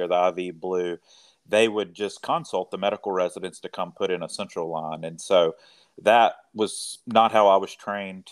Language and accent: English; rural Mississippi, United States; also born or lived in Knoxville, Tennessee / New Orleans, Louisiana; now in Corinth, United States; I'm originally from a very small town in rural Mississippi